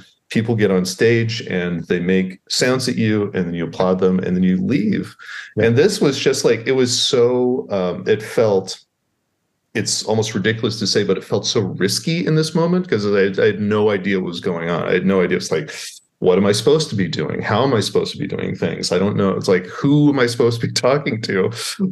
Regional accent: Waco, Texas, United States; now in Baltimore, United States; I grew up in Waco, Texas, which has no history or anything interesting to happen in that small town of Waco.

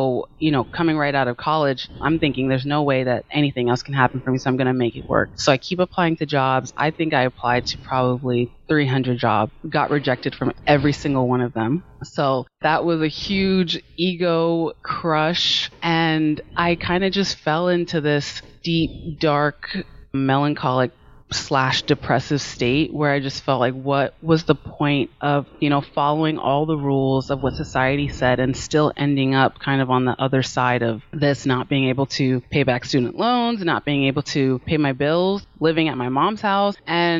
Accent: Maryland, United States; also born or lived in California; I was born in California and I moved back and forth from the East Coast to the West Coast. So I just kind of say that I'm from Maryland because it's just a lot easier than to tell the story of like childhood moving back and forth.

